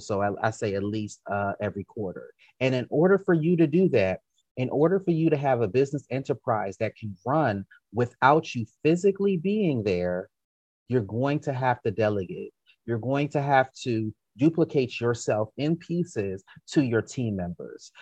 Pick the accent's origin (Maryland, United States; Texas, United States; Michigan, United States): Maryland, United States; DC, PG County; moved away as an adult; also born or lived in Baltimore, Maryland; now in Atlanta, United States; I grew up in Maryland, went to school in Maryland, and even though growing up in DC, PG County, Maryland, versus going to college in Baltimore